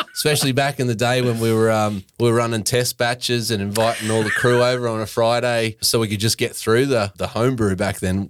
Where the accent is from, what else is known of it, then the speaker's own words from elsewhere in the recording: Brisbane, Queensland, Australia; moved away as an adult; now in Sunshine Coast, Australia; I actually grew up in Brisbane